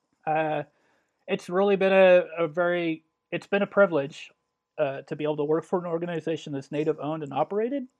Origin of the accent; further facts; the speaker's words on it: Illinois, United States; I grew up in Illinois, central and southern.